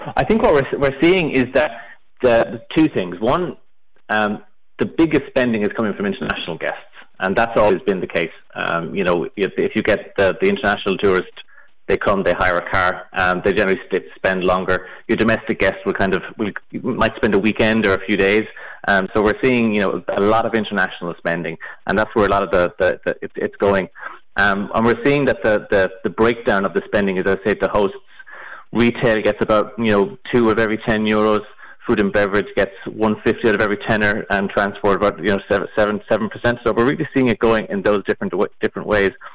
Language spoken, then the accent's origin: English; Galway, Connacht, Ireland; now in Dublin, Ireland; I'm from Galway.